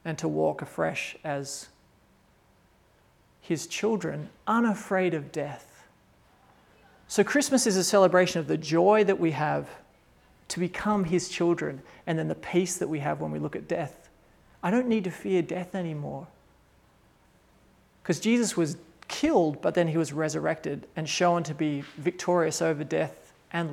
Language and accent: English; Australia; moved away as an adult; also born or lived in Kazakhstan; I'm an Australian